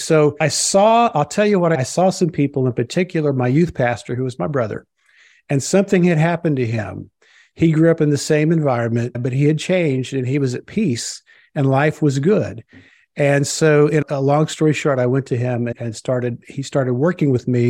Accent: Springfield, Missouri, United States; I was raised in Southwest Missouri, Springfield. A lot of folks know Branson, the Branson area. And it's one of the buckles of the Bible Belt.

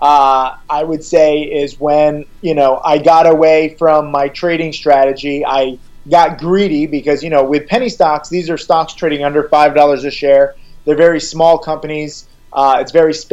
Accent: Orange, Connecticut, United States; I grew up middle class in Orange, Connecticut, a small town.

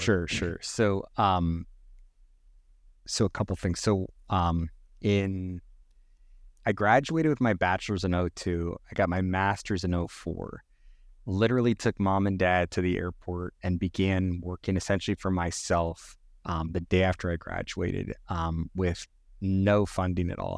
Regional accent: Northern California, United States; also born or lived in New York City; We ended up moving to Northern California when I was very young

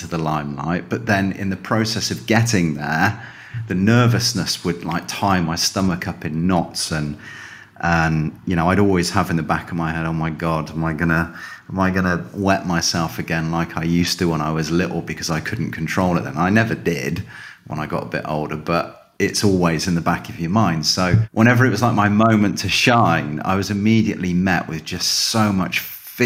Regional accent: Calne, South West England, United Kingdom; moved away as an adult; now in Spain; I grew up in the southwest of England in a little town called Calne

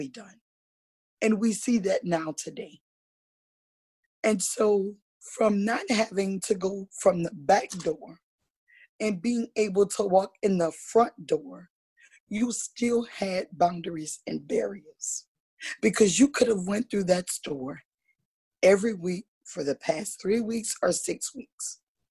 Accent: Louisiana, United States; now in West Virginia, United States; I grew up in the South. I'm from Louisiana.

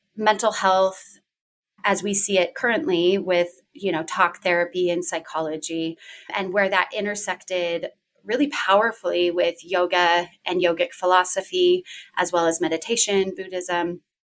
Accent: Washington, United States; I am originally from Washington State

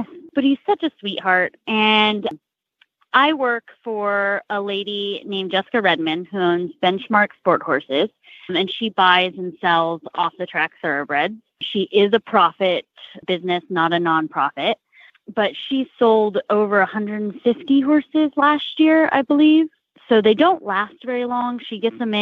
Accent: California, United States; moved away; I'm originally from California

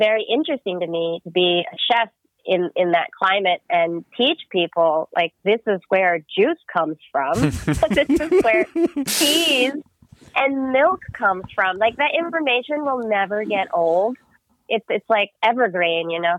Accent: United States; I'm Filipino American, and my parents immigrated to the U.S. in the 70s and 80s

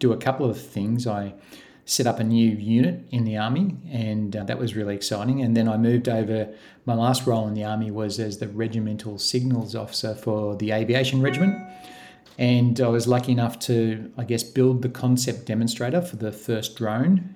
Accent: Gosford, New South Wales, Australia; moved away as an adult; now in Queensland, Australia; I grew up in New South Wales in Gosford

